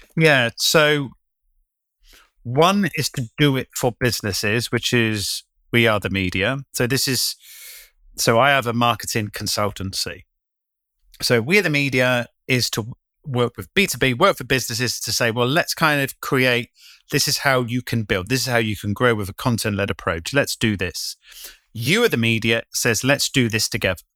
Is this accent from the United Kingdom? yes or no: yes; United Kingdom; moved away as an adult; also born or lived in London; when I first moved back to my hometown